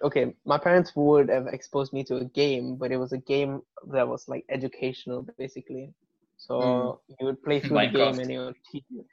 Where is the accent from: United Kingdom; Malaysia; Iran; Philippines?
Malaysia; first language English; I'm Malaysian Indian